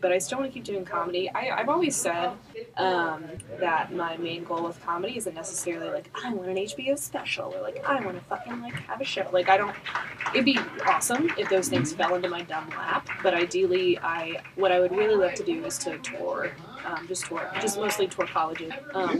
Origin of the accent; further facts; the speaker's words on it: Columbia, Missouri, United States; moved away as an adult; also born or lived in Kirksville, Missouri; now in Kansas City, United States; I'm actually from Columbia, Missouri